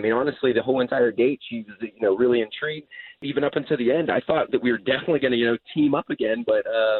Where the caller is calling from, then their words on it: Claremont, California, United States; Hey, I'm out in Claremont.